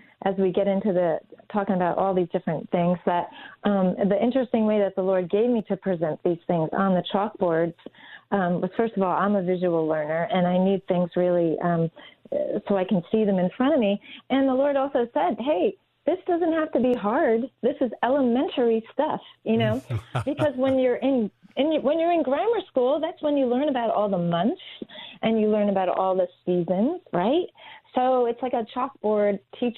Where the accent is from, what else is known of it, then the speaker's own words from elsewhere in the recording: East Coast, United States; growing up on the East Coast